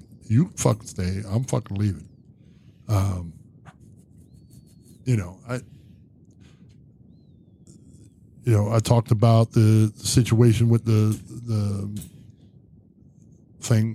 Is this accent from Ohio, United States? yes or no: yes; Zanesville, Ohio, United States